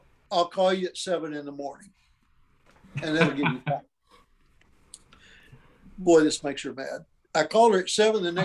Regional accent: Ada, Oklahoma, United States; also born or lived in Calvin, Oklahoma; East Central there in Ada, Oklahoma, which was my hometown where I was born

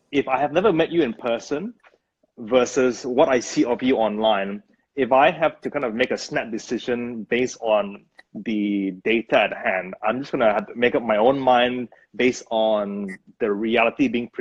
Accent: Brunei; moved away; there's a phrase that we use back where I grew up. I'm from Brunei, by the way, from Brunei

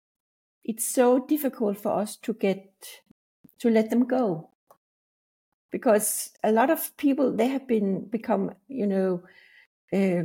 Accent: Denmark; I'm from Denmark

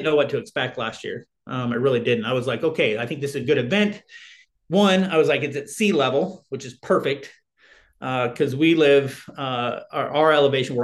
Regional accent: Arizona, United States; I'm from Arizona and it's hot here

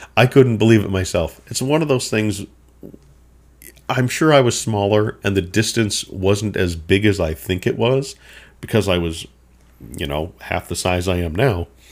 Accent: McGregor, Minnesota, United States; I grew up in Minnesota

